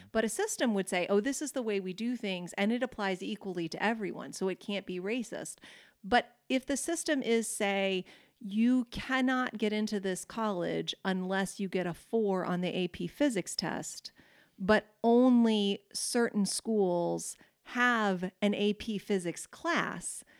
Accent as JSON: {"language": "English", "country": "United States"}